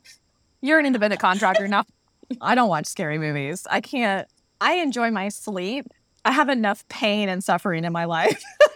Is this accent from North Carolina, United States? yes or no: yes; Charlotte, North Carolina, United States; moved away as an adult; I'm from Charlotte, North Carolina. I moved here in 2013